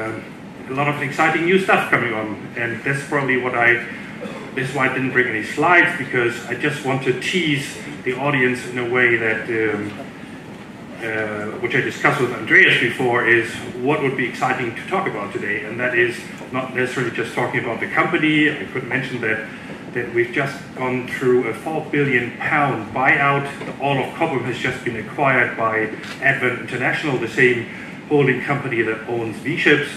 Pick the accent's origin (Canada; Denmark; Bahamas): Denmark; I'm hailing from Denmark.